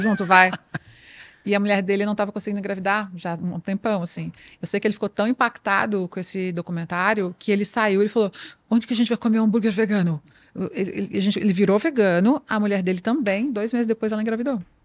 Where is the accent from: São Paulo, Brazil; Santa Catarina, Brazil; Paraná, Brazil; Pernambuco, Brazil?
Santa Catarina, Brazil; nasci em Santa, Santa, Catarina, que é o estado que mais produz carne do Brasil